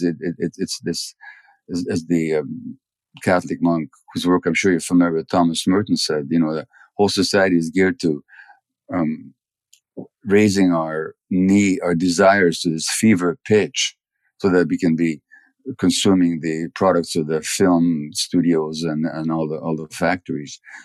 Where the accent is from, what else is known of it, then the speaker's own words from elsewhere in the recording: Budapest, Hungary; I was born in January 1944 in Budapest